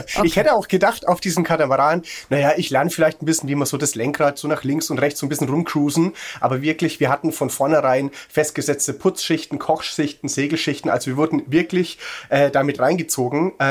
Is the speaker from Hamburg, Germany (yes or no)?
no; Würzburg, Bavaria, Germany; ich komme ursprünglich aus Würzburg